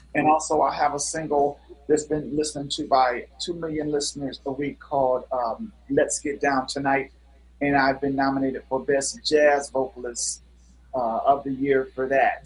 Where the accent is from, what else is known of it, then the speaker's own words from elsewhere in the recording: Cleveland, Ohio, United States; moved away as an adult; also born or lived in Versailles, France / Chicago; I'm from Cleveland, Ohio